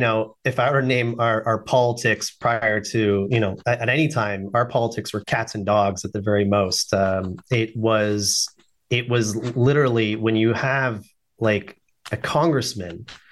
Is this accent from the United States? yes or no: no; Canada; I'm Canadian, by the way